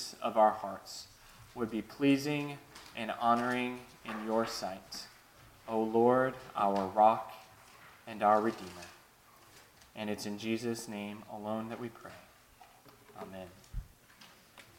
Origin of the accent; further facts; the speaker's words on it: Chicago, Illinois, United States; When I was growing up in Chicago, obviously the winters were cold.